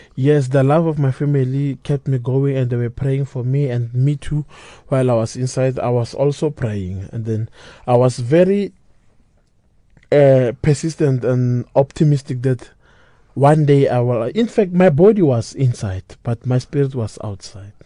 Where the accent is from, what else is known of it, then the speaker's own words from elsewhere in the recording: Pretoria, Gauteng, South Africa; I was born in Pretoria, raised in Pretoria